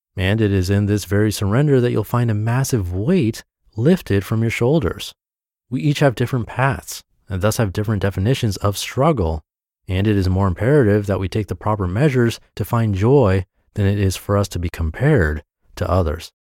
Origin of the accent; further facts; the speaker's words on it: New England, United States; Growing up in New England